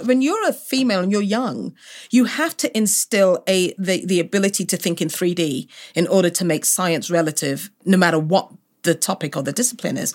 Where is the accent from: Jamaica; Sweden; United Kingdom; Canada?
United Kingdom; London; also born or lived in Cameroon; born and raised in London